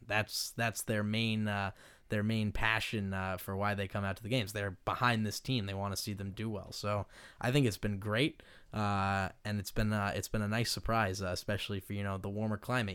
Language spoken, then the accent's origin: English; Maine, United States; moved away as an adult; now in Stockton, United States; I originally hail from Maine, uh, so a very long ways away, uh, and, you know, growing up in Maine